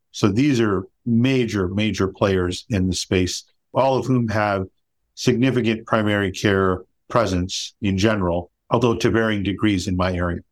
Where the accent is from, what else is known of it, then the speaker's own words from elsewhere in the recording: Chicago, Illinois, United States; moved away as an adult; also born or lived in Pennsylvania; now in Los Gatos, United States; I'm originally from Chicago, went to college and med school in Pennsylvania, and came back to Chicago to do my residency